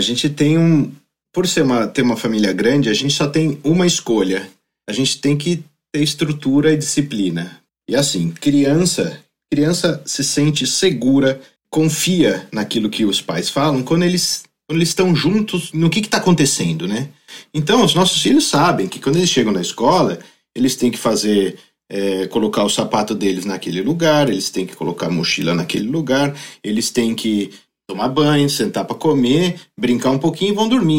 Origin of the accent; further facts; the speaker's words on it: Brazil; moved away as an adult; now in Aalborg, Denmark; nós, como brasileiros